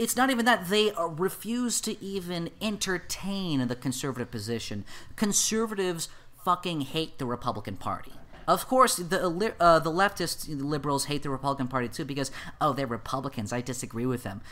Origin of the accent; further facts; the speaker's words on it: United States; I'm an American